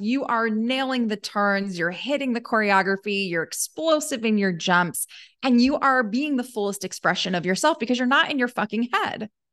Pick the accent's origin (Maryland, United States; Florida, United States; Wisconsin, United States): Maryland, United States; Baltimore; I grew up in Baltimore